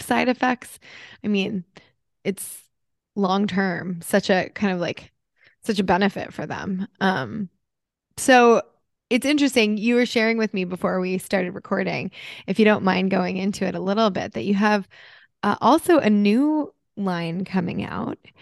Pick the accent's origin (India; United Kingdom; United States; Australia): United States; moved away as an adult; also born or lived in New Jersey; now in Los Angeles, United States; I grew up in New York City and New Jersey where it was like coffee is part of the culture